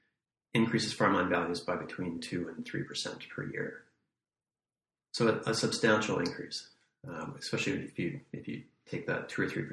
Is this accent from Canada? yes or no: yes; Saskatoon, Saskatchewan, Canada; now in Winnipeg, Canada; I grew up in Saskatoon. I live in Winnipeg now.